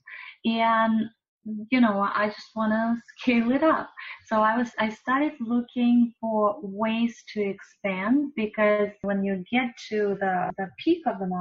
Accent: Russia; moved away; I was born and raised in another country. I was born and raised in Russia.

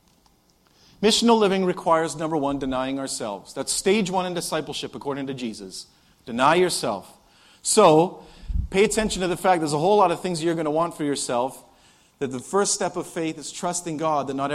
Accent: Canada; I'm Canadian

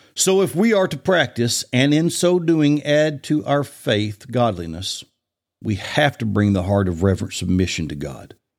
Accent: Bible Belt, the South, United States; I grew up in the Bible Belt

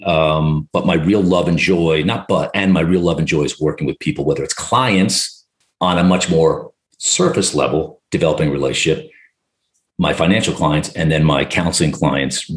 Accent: New Jersey, United States; I'm from New Jersey

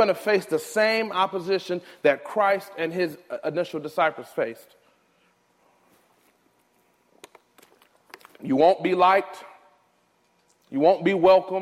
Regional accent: United States; my home country of America

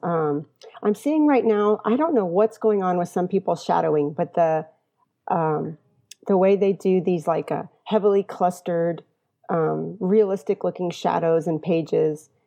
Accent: Sugar Land, Texas, United States; now in San Antonio, United States; I lived in Sugar Land when I was smaller. My mother's family's from Houston

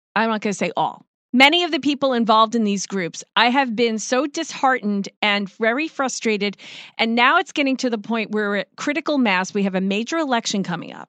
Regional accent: New York, United States; I'm from New York

